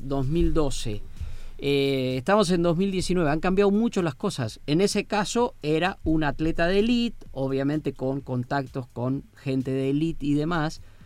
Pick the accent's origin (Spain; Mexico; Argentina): Argentina; como los argentinos